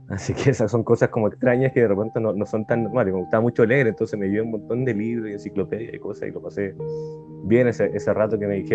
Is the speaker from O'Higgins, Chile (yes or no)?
no; Santiago, Santiago Metropolitan Region, Chile; moved away as an adult; now in Colombia; Nací en Santiago de Chile y viví ahí más de 40 años.